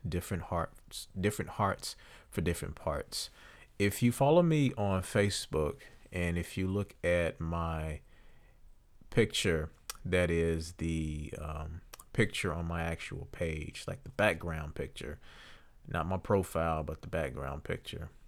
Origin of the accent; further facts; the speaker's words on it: Deep South, United States; we basically live in the deep south, but we, we've, I've lived here my entire life